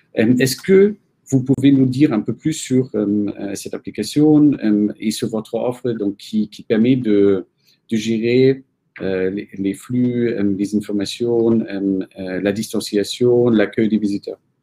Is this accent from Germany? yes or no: yes; Germany; moved away; je suis allemand